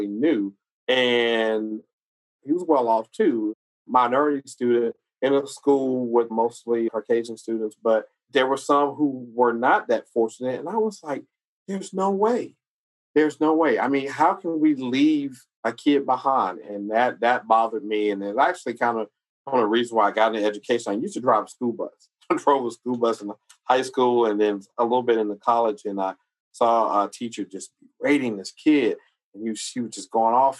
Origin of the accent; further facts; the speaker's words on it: South Carolina, United States; I'm from South Carolina